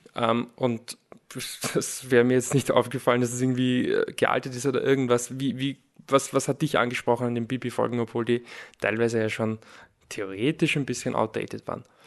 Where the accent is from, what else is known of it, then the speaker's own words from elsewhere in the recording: Lower Austria, Austria; ich bin in Niederösterreich aufgewachsen